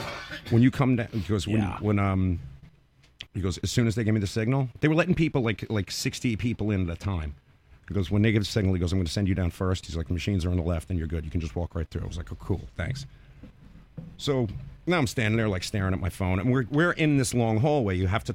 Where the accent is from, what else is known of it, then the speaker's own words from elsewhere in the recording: New York, United States; I'm from New York.